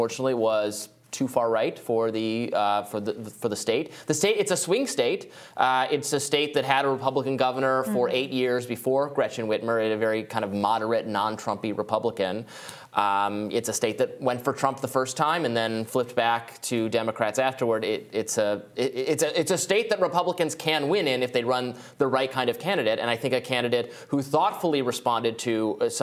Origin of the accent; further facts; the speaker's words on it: Michigan, United States; I'm from Michigan, very cold there in the winter.